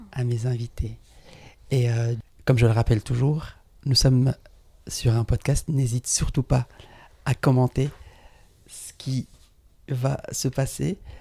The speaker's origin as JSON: {"language": "French", "town": "Paris", "region": "Île-de-France", "country": "France", "tie": "born or raised there", "said": "on est né à Paris tous les deux et, et je suis parisien, français, issu d'immigration"}